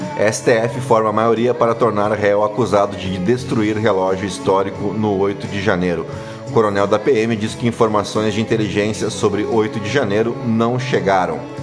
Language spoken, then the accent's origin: Portuguese; Canoas, Rio Grande do Sul, Brazil; Canoas, também no Rio Grande do Sul, a minha cidade natal, onde nasci lá em 1981